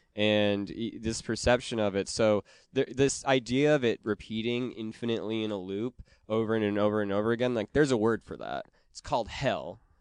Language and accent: English; Wisconsin, United States; I'm from Wisconsin